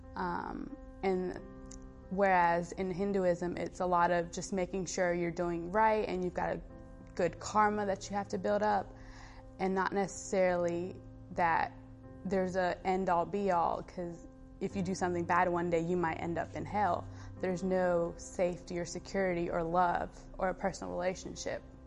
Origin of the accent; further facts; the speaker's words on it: Fort Lawn, South Carolina, United States; I was born and brought up in a really small town in South Carolina called Fort Lawn